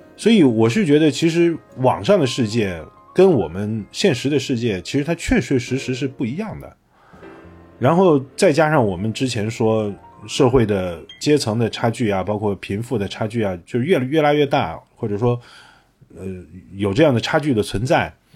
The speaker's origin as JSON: {"language": "Chinese", "town": "Xi'an", "region": "Shaanxi", "country": "China", "tie": "born or raised there", "moved": "yes", "said": "我们小时候在西安"}